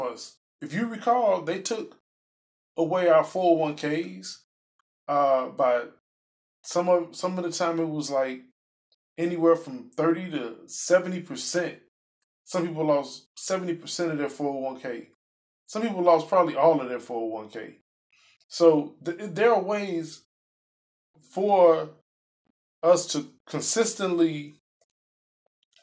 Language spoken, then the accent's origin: English; Chicago, Illinois, United States; I'm from Chicago